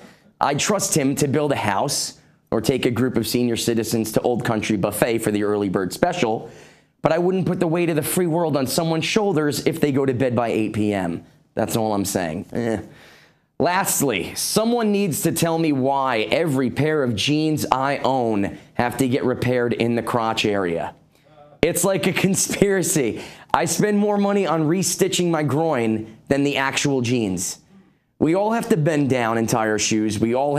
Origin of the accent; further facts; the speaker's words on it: New York, United States; I'm from New York, and I thought I knew the definition of putrid.